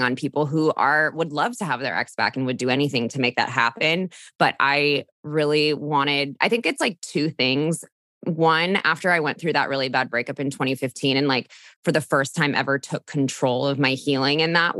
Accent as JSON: {"language": "English", "area": "Orange County", "region": "California", "country": "United States", "tie": "born or raised there", "said": "I'm from Orange County, California, which is just south of LA, born and raised, still live here"}